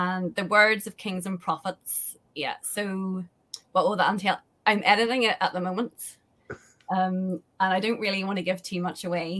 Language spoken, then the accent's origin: English; Ireland; I'm from Ireland and I know Ireland